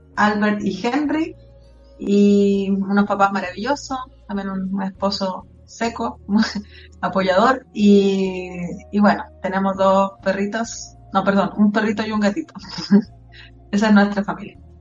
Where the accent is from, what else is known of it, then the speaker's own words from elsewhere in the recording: Antofagasta, Chile; Soy mm, de Antofagasta